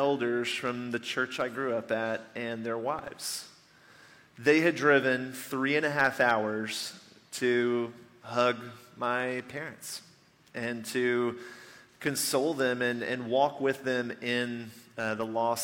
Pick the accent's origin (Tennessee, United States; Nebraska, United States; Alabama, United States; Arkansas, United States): Tennessee, United States; Nashville; moved away; I grew up just outside of Nashville, Tennessee